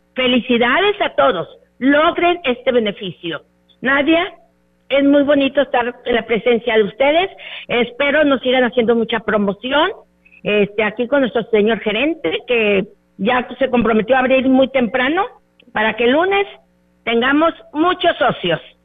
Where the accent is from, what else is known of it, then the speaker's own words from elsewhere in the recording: Ciudad Victoria, Tamaulipas, Mexico; Nosotros somos de Ciudad Victoria, Tamaulipas